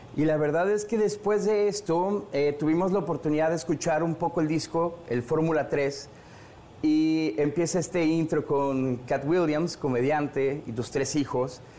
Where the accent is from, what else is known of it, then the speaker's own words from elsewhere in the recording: Mexico; en mi país, en México